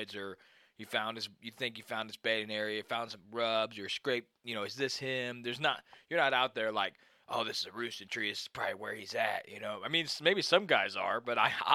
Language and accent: English; Missouri, United States; moved away; I grew up in Missouri